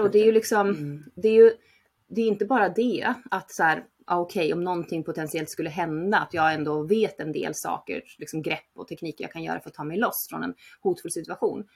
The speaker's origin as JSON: {"language": "Swedish", "town": "Uppsala", "region": "Uppsala County", "country": "Sweden", "tie": "born or raised there", "also_born_or_lived": "Barcelona, Spain", "moved": "as an adult", "said": "jag är från Uppsala, uppvuxen där"}